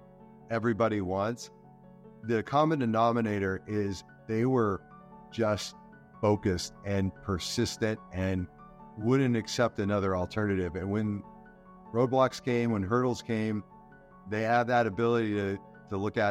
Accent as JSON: {"language": "English", "town": "El Centro", "region": "California", "country": "United States", "tie": "born or raised there", "said": "down in my hometown of El Centro, California"}